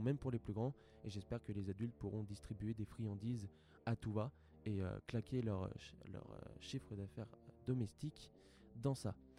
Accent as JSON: {"language": "French", "country": "France"}